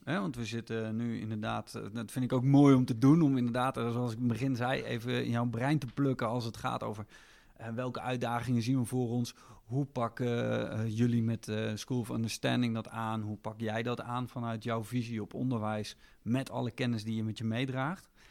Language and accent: Dutch; Netherlands; wij hier als Nederlanders